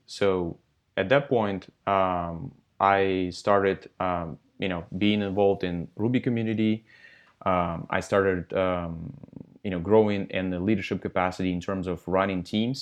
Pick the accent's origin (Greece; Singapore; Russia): Russia; now in Santa Monica, United States; I'm from Russia originally. So I'm Russian, Um, I was born in Russia, um, and I started coding in fifth grade of elementary school